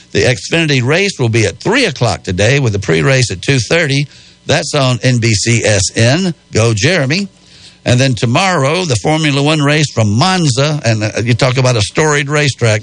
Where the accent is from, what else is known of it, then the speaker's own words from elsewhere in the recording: Spartanburg, South Carolina, United States; I'm from Spartanburg